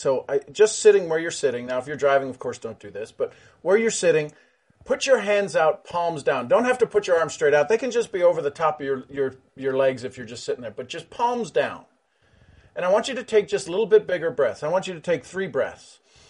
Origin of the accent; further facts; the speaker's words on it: Ireland; I'm Irish, three leaf clover, right?